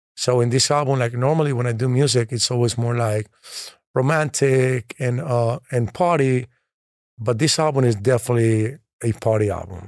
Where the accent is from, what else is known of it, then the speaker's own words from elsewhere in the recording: Colombia; I'm from Colombia